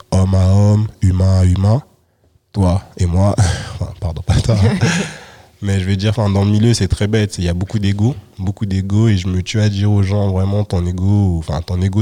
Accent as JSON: {"language": "French", "town": "Saint-Denis", "region": "Île-de-France", "country": "France", "said": "moi je viens de Saint-Denis"}